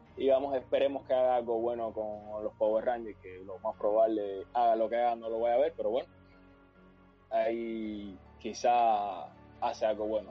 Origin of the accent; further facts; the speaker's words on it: Cuba; cuando era pequeño, sí, en Cuba